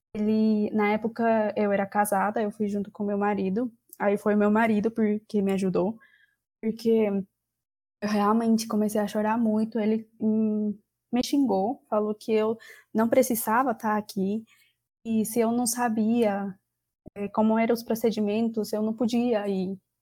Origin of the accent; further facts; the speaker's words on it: Peru; Portuguese is a second language; moved away as an adult; now in Catalão, Brazil; eu sou peruana